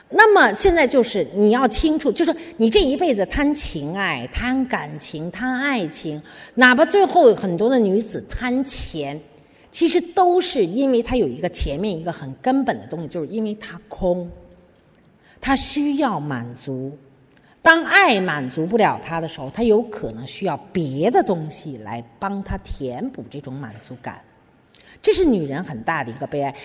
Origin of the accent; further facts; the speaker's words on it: China; 就是我们中国人啊，有一个很大的问题